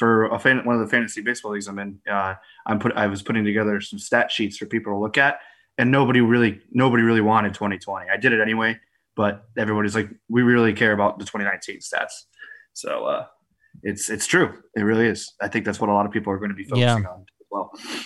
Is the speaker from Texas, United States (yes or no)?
no; Bethel, Connecticut, United States; She's from Bethel. She's from my hometown.